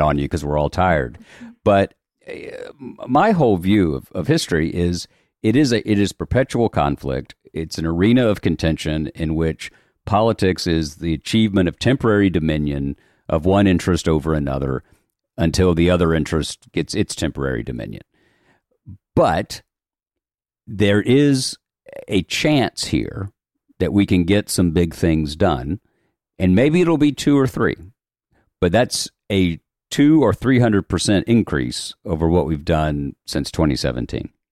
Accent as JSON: {"language": "English", "town": "Chattanooga", "region": "Tennessee", "country": "United States", "tie": "born or raised there", "said": "I was born in Chattanooga, Tennessee"}